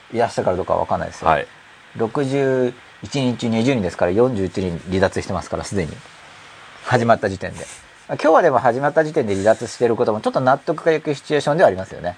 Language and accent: Japanese; Gunma, Japan; now in Tokyo, Japan; 僕群馬出身だから